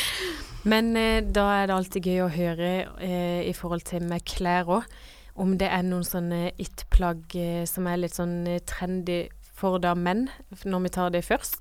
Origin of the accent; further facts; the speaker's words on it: Kristiansand, Agder, Norway; moved away; hjemme i Kristiansand